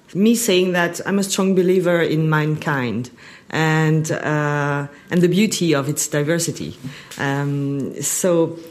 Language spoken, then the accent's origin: English; France; moved away as an adult; also born or lived in Paris, France / United States; now in Shanghai, China; I was born and raised in France, lived for many years, almost 18 years in Paris, 2 years in US, and I've been in Shanghai for 7 years.